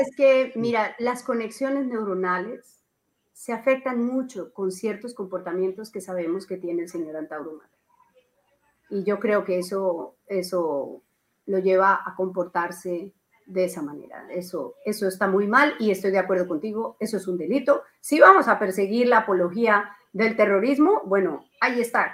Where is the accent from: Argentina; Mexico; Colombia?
Colombia; now in Peru; la colombiana, que soy yo